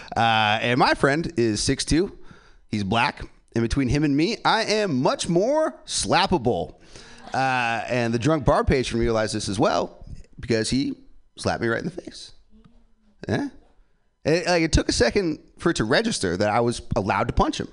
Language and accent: English; San Francisco, California, United States; I'm born and raised here in San Francisco